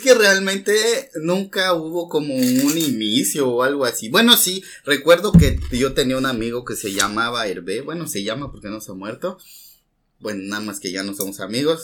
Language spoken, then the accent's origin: Spanish; Mexico City, Mexico; now in Mérida, Mexico; soy de la Ciudad de México y pues ahora resido en la ciudad de Mérida, Yucatán